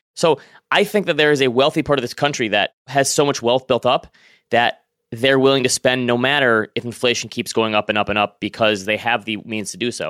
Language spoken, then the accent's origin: English; Northern Michigan, United States; moved away; I'm originally from Northern Michigan.